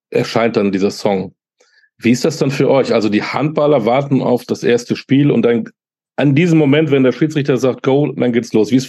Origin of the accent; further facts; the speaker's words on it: Berlin, Germany; Äh, wir kommen ja aus Berlin.